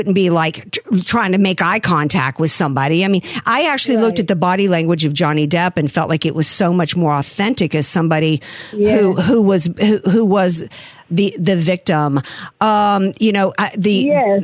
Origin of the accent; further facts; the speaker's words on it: New Orleans, Louisiana, United States; I'm from New Orleans